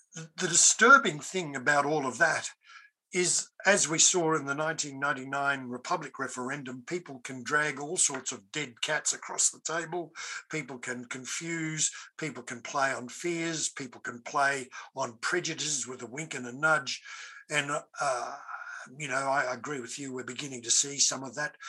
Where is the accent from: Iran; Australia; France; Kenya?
Australia; an Australian of European heritage